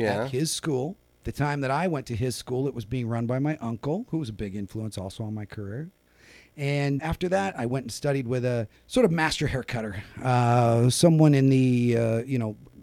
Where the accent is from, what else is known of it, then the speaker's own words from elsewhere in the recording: Sacramento, California, United States; also born or lived in San Francisco / Napa Valley; I was raised in Sacramento